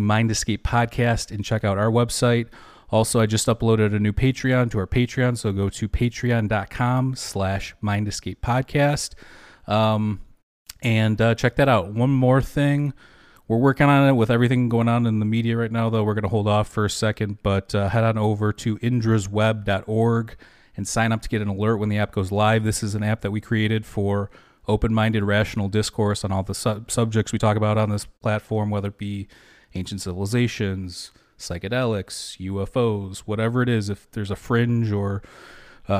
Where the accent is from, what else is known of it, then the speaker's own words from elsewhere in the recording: Michigan, United States; we're both from Michigan